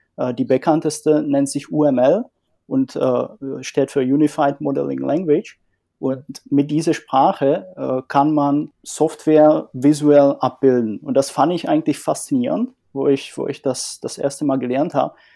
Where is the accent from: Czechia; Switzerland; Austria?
Czechia; northern Czech Republic; moved away as an adult; also born or lived in Dresden, Germany; now in Germany; komme ursprünglich aus Tschechien und äh, lebe seit einigen Jahren in Deutschland